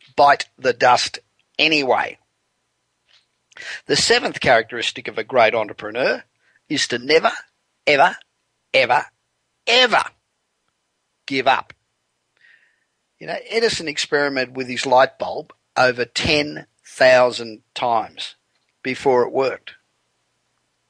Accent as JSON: {"language": "English", "country": "Australia", "moved": "as an adult", "lives_now": "Los Angeles, United States", "said": "America, where I've lived now for 25 years, and my home country of Australia"}